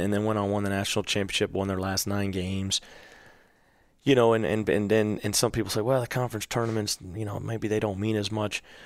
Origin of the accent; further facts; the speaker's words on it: Virginia, United States; now in Georgia, United States; I grew up in Virginia, so I kind of always followed the A C C